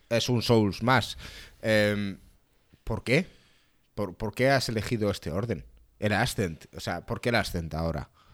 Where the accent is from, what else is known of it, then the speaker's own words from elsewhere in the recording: Spain; soy español